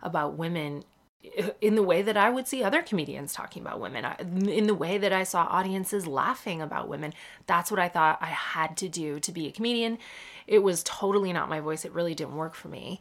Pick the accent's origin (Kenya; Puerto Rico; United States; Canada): Canada; moved away as an adult; now in United Kingdom; I was born in Canada. I'm Canadian. I grew up in Canada, but my dad lived in Cork until he was 30 years old